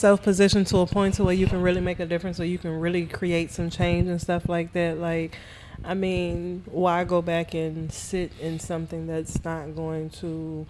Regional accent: Charleston, South Carolina, United States; I was raised on the East Coast in Charleston, so that's home, Charleston, South Carolina.

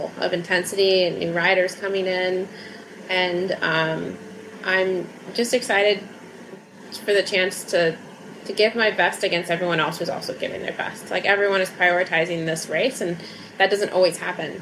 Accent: Alaska, United States; moved away as an adult; also born or lived in California; now in Girona, Spain; since I moved from Alaska.

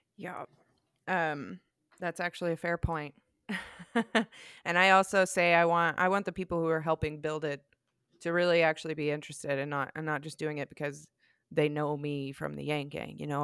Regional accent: the South, United States; accent: Southern; I am so American and I'm Southern, and I'm working with an accent here

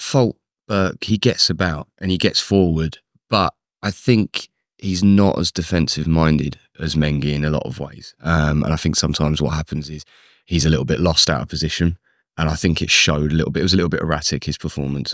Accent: London, United Kingdom; also born or lived in Luton; I was born in Luton, but grew up in London

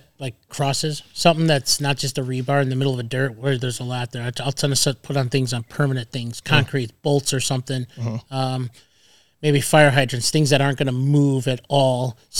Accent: Midwest, United States; now in Arizona, United States; I come from the Midwest, which is total station.

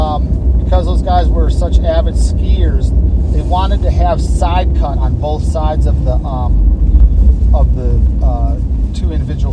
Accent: Michigan, United States; moved away as an adult; also born or lived in Colorado / Salt Lake City, Utah; now in Utah, United States; I grew up skiing in Michigan

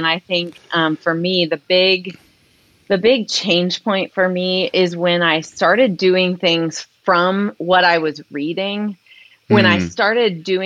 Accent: Columbus, Ohio, United States; moved away as an adult; also born or lived in Cincinnati, Ohio; I grew up in the Columbus, Ohio area.

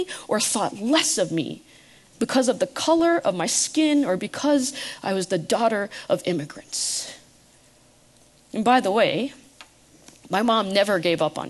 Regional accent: United States; I was born in the United States

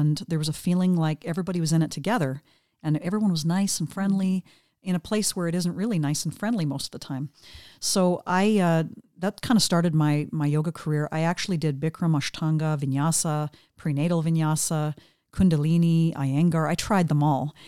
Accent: interior of British Columbia, Canada; moved away; also born or lived in Vancouver Island / Vancouver; I grew up in the interior of British Columbia, which is about northwest, about middle of the province of British Columbia.

